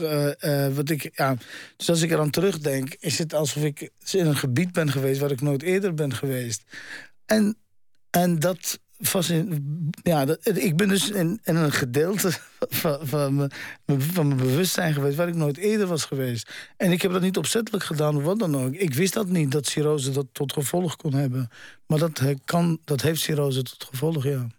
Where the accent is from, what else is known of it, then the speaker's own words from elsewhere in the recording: Netherlands; also born or lived in Amsterdam; Ik ben in Nederland opgegroeid